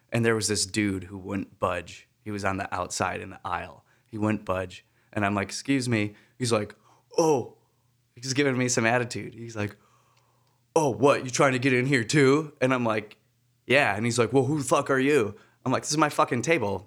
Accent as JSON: {"language": "English", "region": "Wisconsin", "country": "United States", "tie": "born or raised there", "said": "my home state of Wisconsin"}